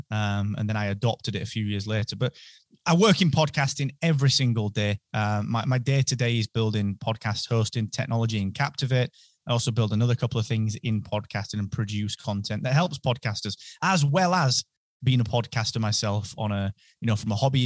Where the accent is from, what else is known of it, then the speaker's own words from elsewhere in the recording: Barnsley, Yorkshire and the Humber, United Kingdom; accent: North British; now in Holmfirth, United Kingdom; So I'm from Barnsley, and then by way of a lot of different places, now I ended up sort of back about 30 minutes outside of Barnsley in a place called Holmfirth